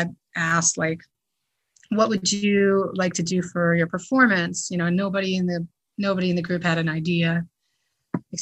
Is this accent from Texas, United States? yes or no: no; New Jersey, United States; I grew up in New Jersey